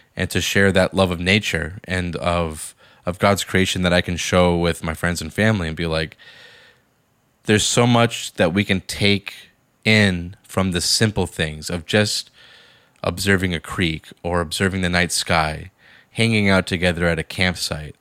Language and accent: English; Boston, Massachusetts, United States; I grew up in Boston, Massachusetts